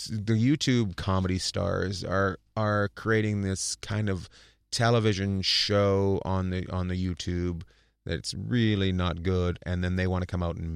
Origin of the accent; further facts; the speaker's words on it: New Jersey, United States; where'd you grow up? In New Jersey.